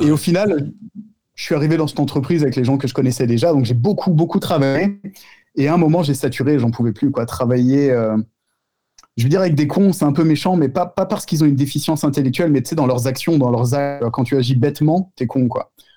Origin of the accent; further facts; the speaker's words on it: Tremblay-en-France, Île-de-France, France; je suis de Tremblay en France